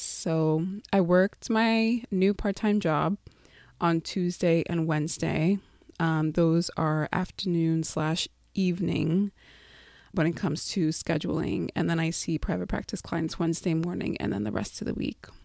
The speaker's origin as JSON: {"language": "English", "area": "Long Island", "region": "New York", "country": "United States", "tie": "born or raised there", "moved": "as an adult", "said": "I grew up in Long Island, moved there. My family moved there when I was six. And I grew up there, had my formidable years there."}